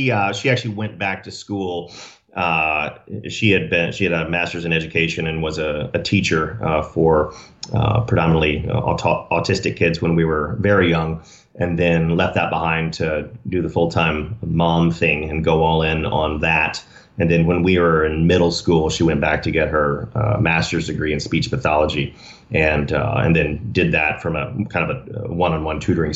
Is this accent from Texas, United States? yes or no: yes; Dallas, Texas, United States; now in Rancho Santa Fe, United States; Born and raised in Dallas, Texas.